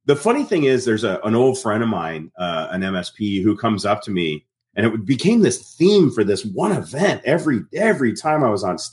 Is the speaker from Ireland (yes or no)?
no; Canada; I grew up in Canada. My parents were very British. My grandparents were very British. I was first generation Canadian.